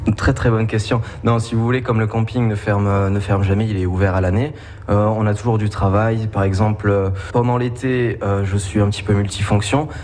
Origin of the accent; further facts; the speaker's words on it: Oloron-Sainte-Marie, Nouvelle-Aquitaine, France; je viens d'Oloron Sainte-Marie